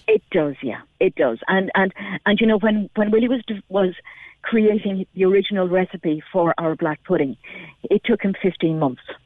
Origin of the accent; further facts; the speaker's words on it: near Bandon, Munster, Ireland; I grew up near Bandon